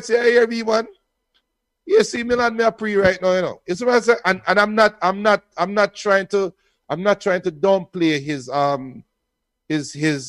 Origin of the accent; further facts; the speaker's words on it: Portmore, Saint Catherine, Jamaica; About 395 Treadway Court, Westchester, Portmore, St. Catherine. That's where I come from. I'm a Jamaican